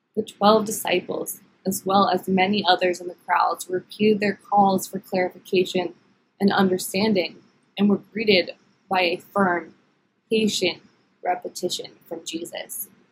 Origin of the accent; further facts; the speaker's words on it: Philadelphia, Pennsylvania, United States; moved away; I am originally from the Philadelphia area.